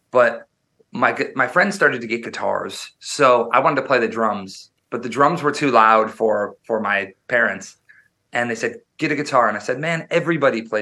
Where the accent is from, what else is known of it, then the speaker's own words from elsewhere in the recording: Wisconsin, United States; I was born and raised in Wisconsin, which is the midwest they call it up near near canada and i grew up very very rural